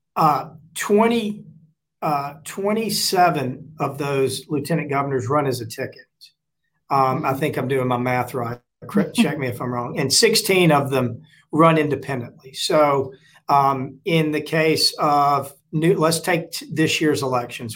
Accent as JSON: {"language": "English", "town": "Forest", "region": "Mississippi", "country": "United States", "tie": "born or raised there", "said": "I went to Mississippi State, uh, pretty conservative school, but a great school in a great state and a great hometown of Forest, Mississippi"}